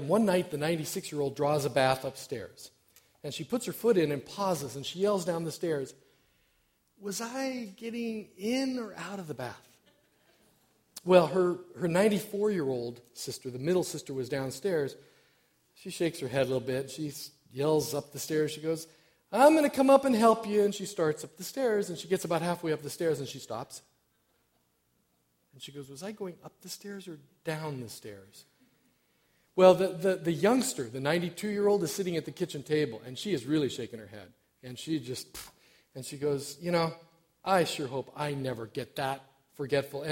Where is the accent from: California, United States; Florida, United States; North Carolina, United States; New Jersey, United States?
California, United States; Chico; moved away as an adult; also born or lived in Walla Walla, Washington / Collonges, France; now in Wisconsin, United States; I come from California. That's my home state. Northern California, little town of Chico is where my dad still resides